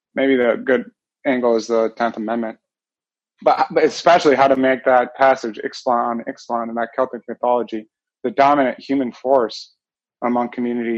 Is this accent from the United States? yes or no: yes; Iowa, United States; also born or lived in Alaska; I grew up in Iowa.